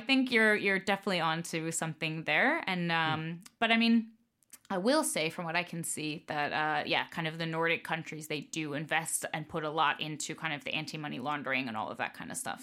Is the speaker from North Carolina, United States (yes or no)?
no; Tampa, Florida, United States; moved away as an adult; now in Denmark; family's from New York, but I grew up uh, in Florida, in Tampa